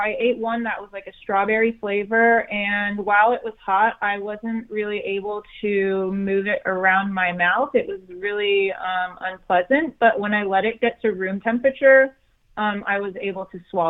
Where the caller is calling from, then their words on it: Los Angeles, California, United States; I am calling from the best part of Los Angeles.